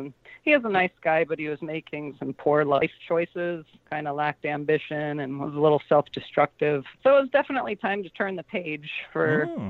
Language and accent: English; St. Louis, Missouri, United States; I grew up in St. Louis.